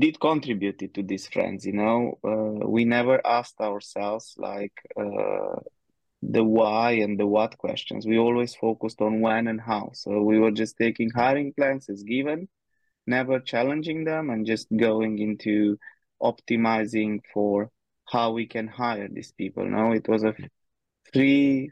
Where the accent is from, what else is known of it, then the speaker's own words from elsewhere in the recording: Romania; moved away as an adult; now in Budapest, Hungary; I'm originally from Romania. Been living in Budapest in Hungary for the past almost eight years now